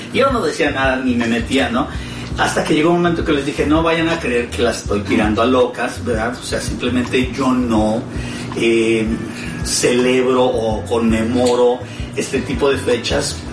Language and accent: Spanish; Mexico; now in United States; nosotros que somos mexicanos